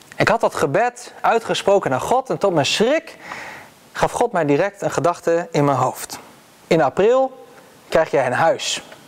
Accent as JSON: {"language": "Dutch", "country": "Netherlands", "said": "als Nederlanders"}